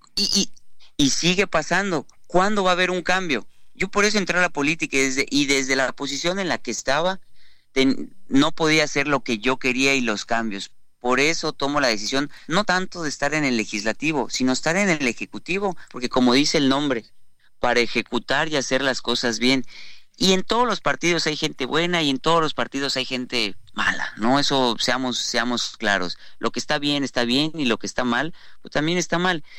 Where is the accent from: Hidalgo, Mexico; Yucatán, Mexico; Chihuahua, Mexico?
Yucatán, Mexico; somos los yucatecos